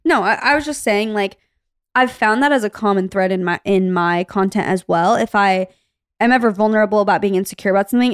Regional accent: Arizona, United States; moved away; we grew up in Arizona

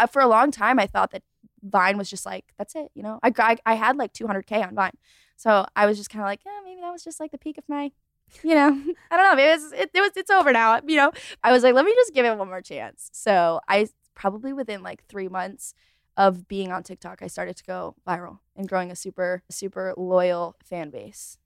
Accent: Rochester, New York, United States; moved away as an adult; now in Charlotte, United States; I was born and raised in Rochester, New York

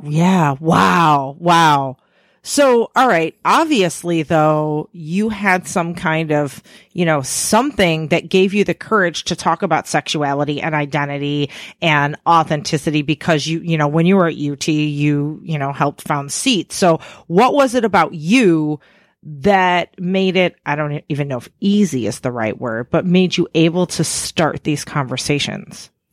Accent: Chicago area, Illinois, United States; I grew up in the Chicago area

